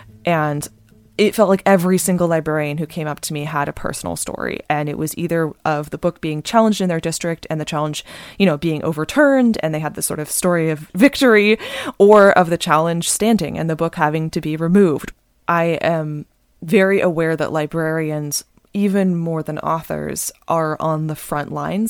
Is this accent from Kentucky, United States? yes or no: no; Bay Area, California, United States; I'm really fortunate that I grew up in the Bay Area